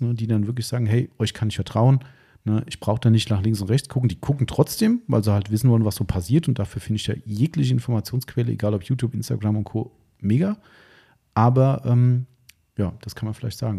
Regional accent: Taunus, Hesse, Germany; ich bin da hier aus dem Taunus, also wir sind ja komplett friedfertiges Volk hier

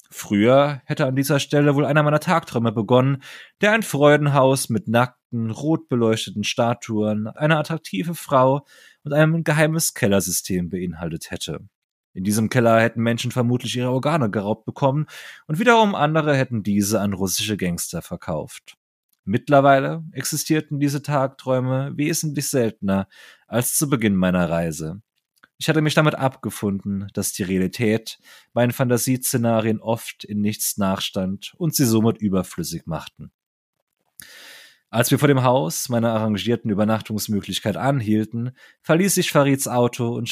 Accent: Saarland, Germany; Bei uns im Saarland sagt man, wir haben uns gegenseitig die Eier gekrault.

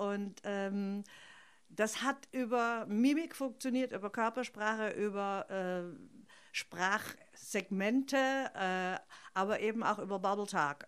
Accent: Stuttgart, Baden-Württemberg, Germany; accent: Swabian; ich bin in Stuttgart aufgewachsen, also als Italienerin im, ja. im Schwäbischer

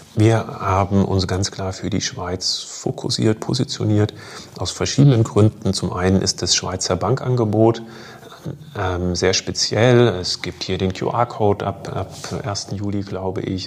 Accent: Germany; moved away; ich komme ursprünglich aus Deutschland, ähm, habe dort auch noch meine Familie

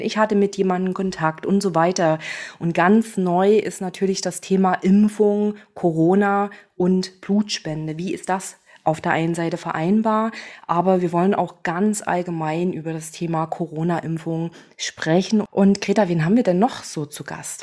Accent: Chemnitz, Saxony, Germany; moved away as an adult; now in Berlin, Germany; ich bin gebürtige Chemnitzerin, komme aus Sachsen und arbeite jetzt in Berlin

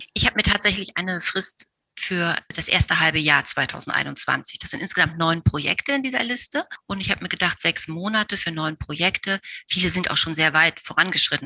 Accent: Magdeburg, Saxony-Anhalt, Germany; Meine Oma war Damenmaßschneiderin und sie wohnte bei uns zu Hause in Magdeburg mit uns in einem Haus

